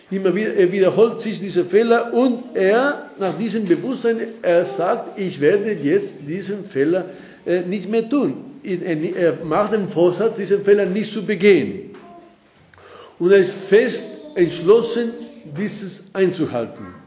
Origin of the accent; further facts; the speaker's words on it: Spain; accent: Spanish; German is a second language; moved away as an adult; now in Austria; dass ich schon 39 Jahre in Österreich bin, habe ich mich also äh, wirklich treu meinen spanischen Akzent beibehalten und, und, und ich bin sehr stolz drauf